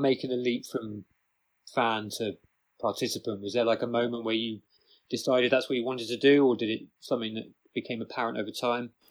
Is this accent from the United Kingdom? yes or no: yes; Bristol, South West England, United Kingdom; moved away as an adult; also born or lived in rural Ireland; now in Ireland; I'm from Bristol, but at the moment I'm living in fucking rural Ireland.